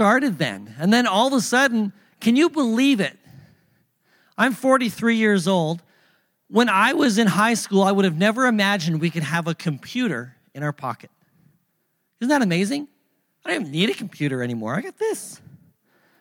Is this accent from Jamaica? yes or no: no; Thunder Bay, Ontario, Canada; moved away as an adult; also born or lived in Pacific Northwest; I'm from Canada, from Thunder Bay, Ontario